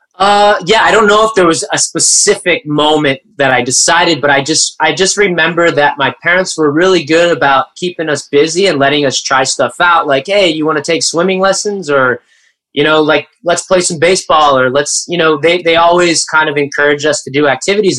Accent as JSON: {"language": "English", "area": "Coachella Valley", "region": "Southern California", "country": "United States", "tie": "born or raised there", "said": "I grew up in the Coachella Valley in Southern California"}